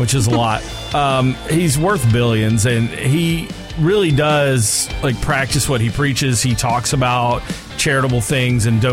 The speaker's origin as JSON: {"language": "English", "area": "Atlanta suburbs", "region": "Georgia", "country": "United States", "tie": "born or raised there", "said": "that's where I grew up"}